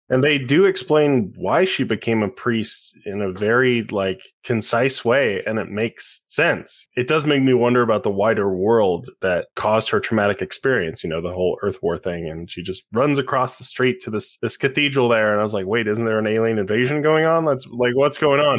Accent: Utah, United States; I grew up in Utah County, Mormon

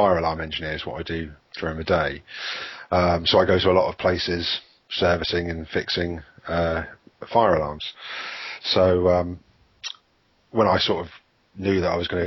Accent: United Kingdom; we're British

